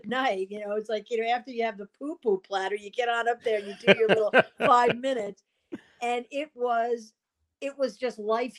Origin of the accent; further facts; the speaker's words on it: New Jersey, United States; moved away as an adult; also born or lived in Boston; I grew up in Jersey, just outside of New York, about, 20 miles from the GW Bridge.